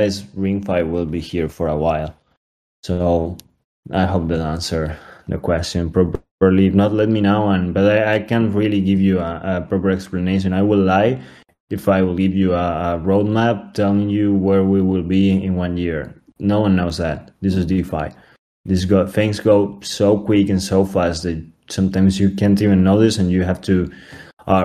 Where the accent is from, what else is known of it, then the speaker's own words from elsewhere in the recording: Spain; We're from Spain, most of us.